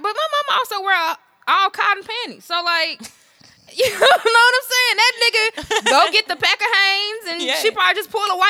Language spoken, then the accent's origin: English; Memphis, Tennessee, United States; I'm from Memphis.